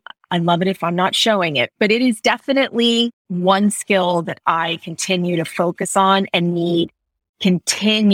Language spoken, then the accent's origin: English; Florida, United States; growing up in Florida